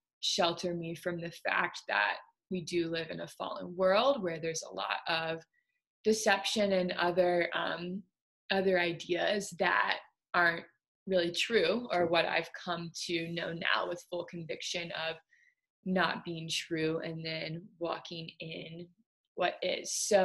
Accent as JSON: {"language": "English", "town": "Baton Rouge", "region": "Louisiana", "country": "United States", "tie": "born or raised there", "said": "I was born and raised in Baton Rouge, Louisiana, and my parents aren't actually from there"}